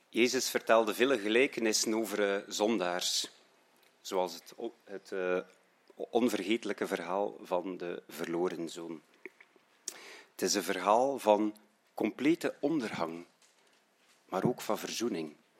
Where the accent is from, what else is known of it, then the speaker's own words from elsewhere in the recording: Roeselare, Flanders, Belgium; now in Menen, Belgium; ik ben oorspronkelijk van Roeselare